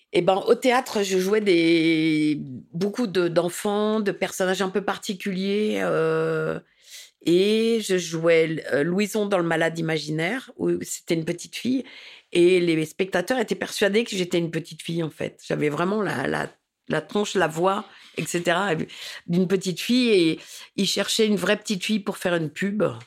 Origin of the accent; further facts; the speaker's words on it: Paris, Île-de-France, France; also born or lived in Saint-Denis; J'ai grandi, je suis né à Paris et j'ai grandi à Paris.